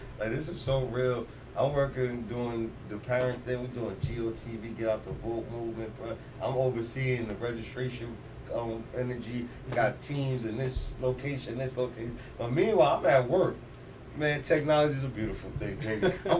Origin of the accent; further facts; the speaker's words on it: Elizabeth, New Jersey, United States; Because I like coming, growing up in Elizabeth, I knew about all that back area.